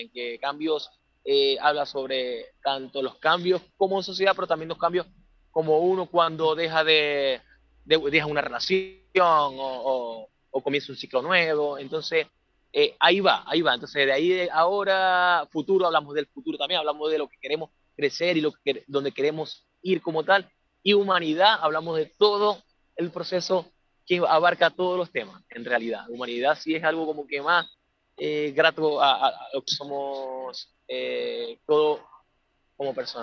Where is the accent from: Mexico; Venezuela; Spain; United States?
Venezuela; moved away as an adult; now in Santiago, Chile; yo soy de nacionalidad venezolana